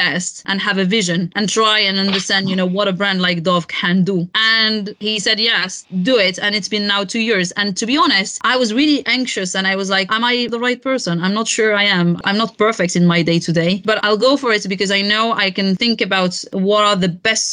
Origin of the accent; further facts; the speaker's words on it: Morocco; moved away; Morocco, which is my home country